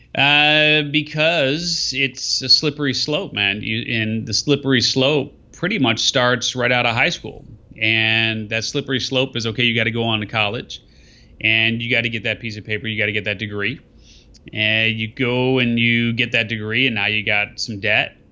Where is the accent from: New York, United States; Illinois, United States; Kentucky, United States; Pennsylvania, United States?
Illinois, United States; Skokie; I grew up in, uh, in, in Skevenston